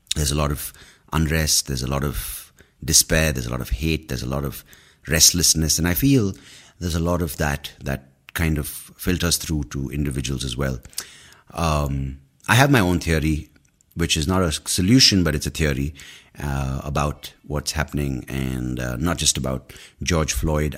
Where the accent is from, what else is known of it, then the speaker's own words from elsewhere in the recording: India; we're predominantly Indian brown people